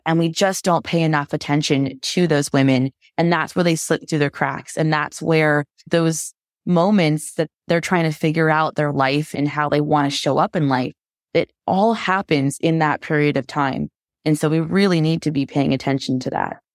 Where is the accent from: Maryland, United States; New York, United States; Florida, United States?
Florida, United States; also born or lived in Vancouver; now in Washington, D.C., United States; I'm from Florida originally, moved to Vancouver, and then now I'm back in the States